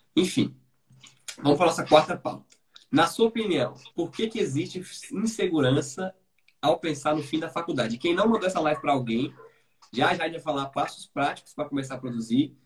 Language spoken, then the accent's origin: Portuguese; Brasília, Federal District, Brazil; Eu sou de Brasília